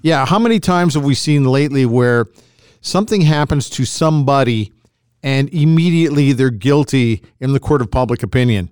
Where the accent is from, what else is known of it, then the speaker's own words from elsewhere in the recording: Edmonton, Alberta, Canada; as a kid growing up in Edmonton in the sixties